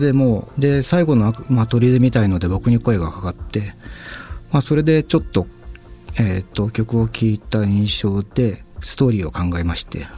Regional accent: Satsuma, Kagoshima, Japan; 僕、あの、鹿児島県っていうところの、まあ、薩摩町っていうすごい小さい

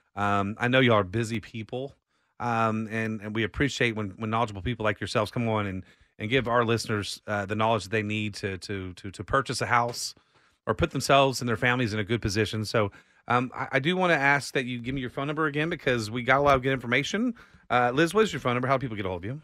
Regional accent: Austin, Texas, United States; born and raised in Austin

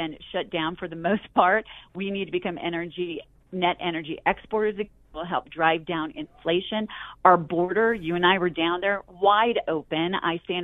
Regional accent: Aurora, Colorado, United States; I grew up in Colorado on Lowry Air Force Base.

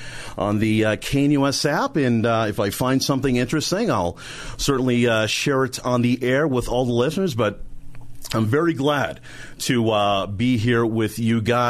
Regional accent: East Coast, United States; now in Denver, United States; I'm actually from the East Coast.

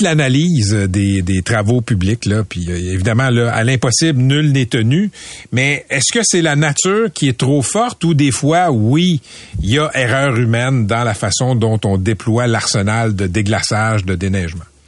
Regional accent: Laval, Quebec, Canada; j'ai j'ai grandi à Laval, je suis à Fabreville

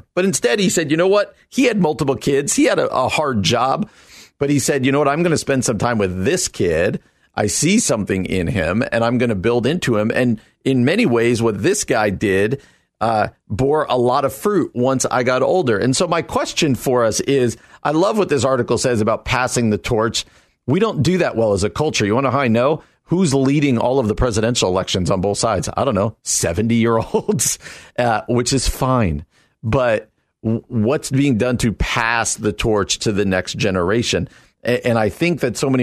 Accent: New Jersey, United States; moved away as an adult; I come out from New Jersey

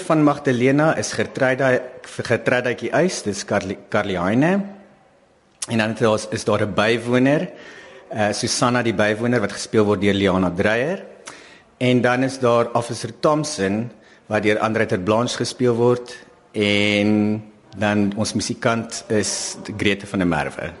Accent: South Africa; as Suid-Afrikaners

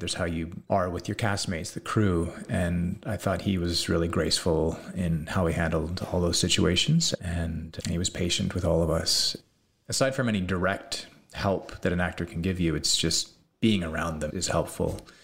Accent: Salt Spring Island, British Columbia, Canada; also born or lived in California; living on Salt Spring Island now, where I grew up

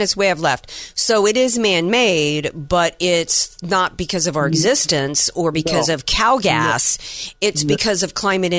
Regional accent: Deep South, United States; I grew up in the Deep South, hurricanes, tornadoes and different things.

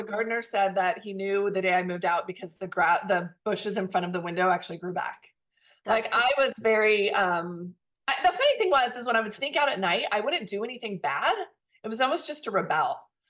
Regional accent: Southern California, United States; And I grew up here. I grew up in Southern California. I still live in Southern California. I still live in the town I grew up

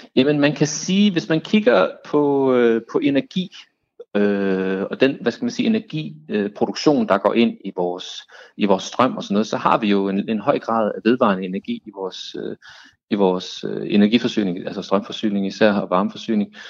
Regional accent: Denmark; vi som danskere

